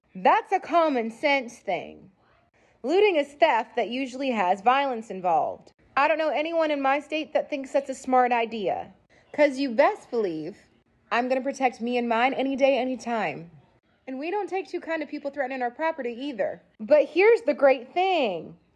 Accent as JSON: {"language": "English", "region": "Texas", "country": "United States", "said": "I'm from Texas"}